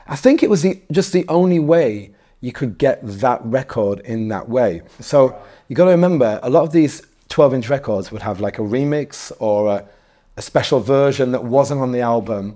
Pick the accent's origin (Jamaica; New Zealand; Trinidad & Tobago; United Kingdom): United Kingdom; Darlington, North East England; also born or lived in Newcastle / Leeds / Manchester; now in London, United Kingdom; I'm originally from, from a small, uh, market town called Darlington